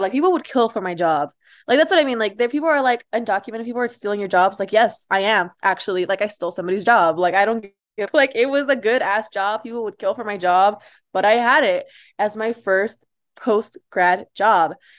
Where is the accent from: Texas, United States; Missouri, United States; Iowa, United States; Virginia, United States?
Texas, United States; Amarillo; also born or lived in Ciudad Juarez, Chihuahua, Mexico; I, like, went to high school and some of middle school here in Amarillo, which is where I'm at right now